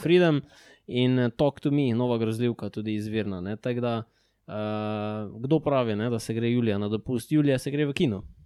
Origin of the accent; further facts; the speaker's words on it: Maribor, Slovenia; mi dva smo pač iz Maribora